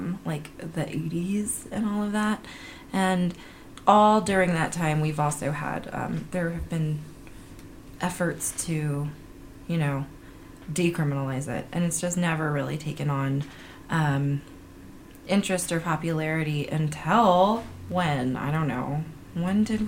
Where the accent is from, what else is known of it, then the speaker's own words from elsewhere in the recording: San Francisco, California, United States; I'm from California. I'm California grown.